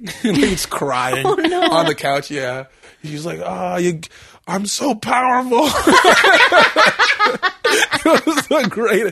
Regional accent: Aldergrove, British Columbia, Canada; I grew up in Aldergrove, which is actually on the map.

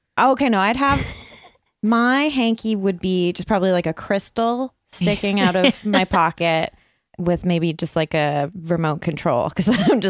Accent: Burnaby, British Columbia, Canada; I'm from Burnaby.

